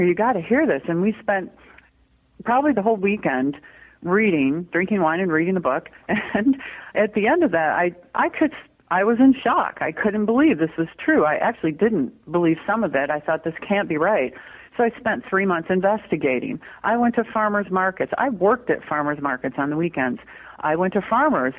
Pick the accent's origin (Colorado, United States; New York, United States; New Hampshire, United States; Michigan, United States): Michigan, United States; now in Petaluma, United States; I grew up in Michigan